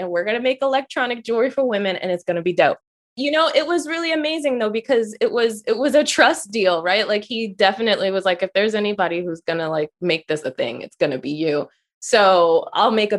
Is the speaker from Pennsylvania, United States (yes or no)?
yes; Philadelphia, Pennsylvania, United States; moved away as an adult; also born or lived in Washington, D.C. metropolitan area; when I grew up in Philly, I went to the performing arts high school there.